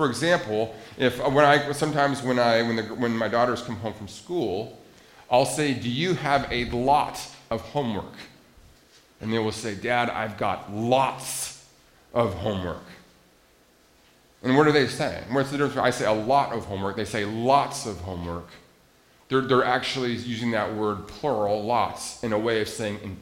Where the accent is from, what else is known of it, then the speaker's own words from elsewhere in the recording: Montana, United States; I grew up in Montana, and landlocked Montana